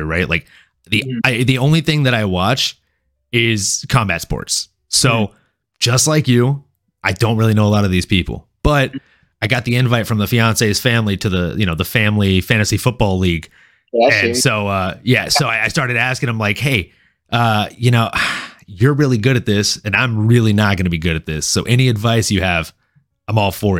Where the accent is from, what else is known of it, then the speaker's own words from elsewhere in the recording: Louisiana, United States; moved away; also born or lived in San Jose; I grew up in Louisiana